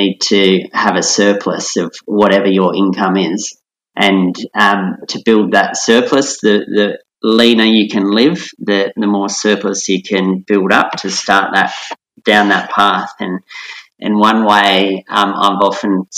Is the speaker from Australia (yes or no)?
yes; Central Coast, New South Wales, Australia; I was a teenager of the 90s, and growing up on the Central Coast too.